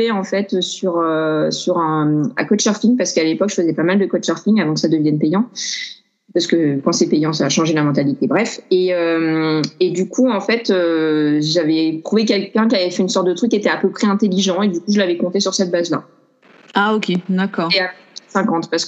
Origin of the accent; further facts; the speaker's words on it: Grenoble, Auvergne-Rhône-Alpes, France; now in Paris, France; je suis originaire de Grenoble, j'ai pas mal bougé. En ce moment, j'habite à Paris